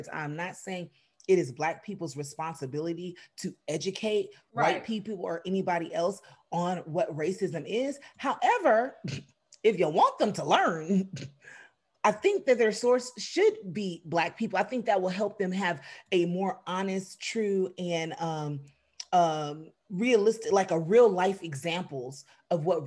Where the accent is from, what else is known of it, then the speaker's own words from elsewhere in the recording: United States; I'm American